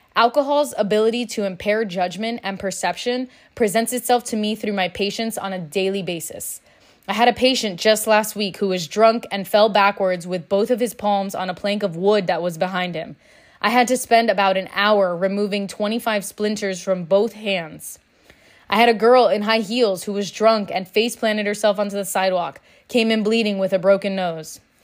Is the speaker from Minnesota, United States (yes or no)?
no; Miami, Florida, United States; Growing up in Miami, drinking is normal, it's expected.